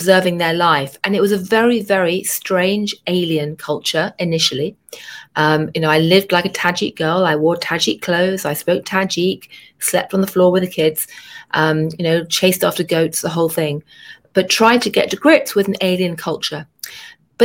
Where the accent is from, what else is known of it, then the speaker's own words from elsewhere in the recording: London, United Kingdom; moved away as an adult; now in New York, United States; I grew up in London in a really boring suburb